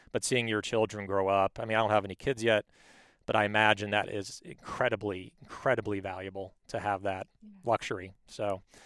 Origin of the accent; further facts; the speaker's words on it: Palos Verdes, California, United States; I was raised in Palos Verdes.